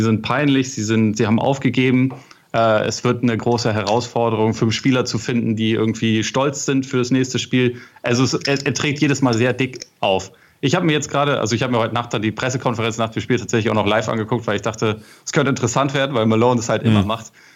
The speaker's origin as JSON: {"language": "German", "region": "Northern Germany", "country": "Germany", "said": "bei uns in Norddeutschland"}